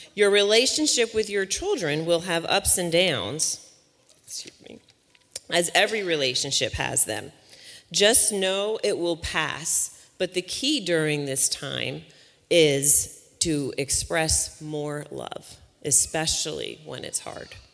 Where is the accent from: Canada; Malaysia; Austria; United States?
United States; Long Island, New York; now in West Virginia, United States; I'm originally from Long Island, New York, uh, but West Virginia has been my home for the past 17 years now